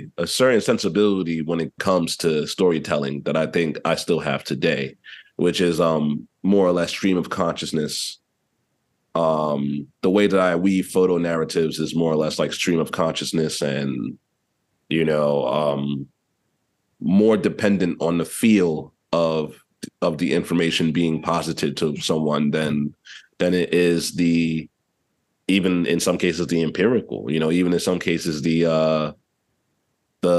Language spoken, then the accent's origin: English; New York City, New York, United States; I was raised, so I'm from East Harlem, originally, also known as Spanish Harlem or El Barrio to some.